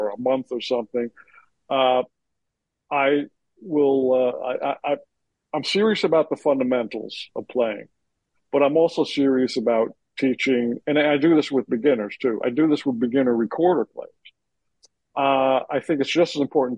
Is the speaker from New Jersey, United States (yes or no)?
yes; Union, New Jersey, United States; I grew up in Union, New Jersey